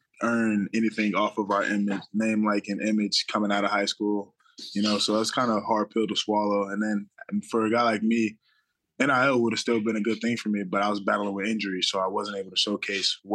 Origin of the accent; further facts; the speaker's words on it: Palm Beach Gardens, Florida, United States; moved away as an adult; now in Maryland, United States; I'm from Palm Beach